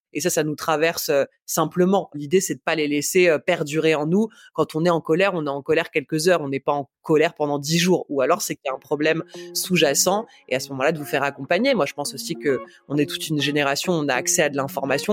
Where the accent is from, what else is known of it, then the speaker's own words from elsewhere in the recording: Paris, Île-de-France, France; moved away; j'ai grandi à Paris, je suis une vraie citadine